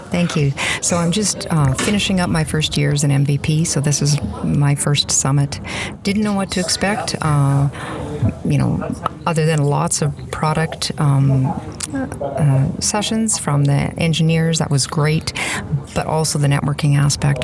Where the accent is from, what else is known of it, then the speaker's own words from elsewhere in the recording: Saskatchewan, Canada; I'm from uh, one of the cold Western Canadian prairie provinces, Saskatchewan.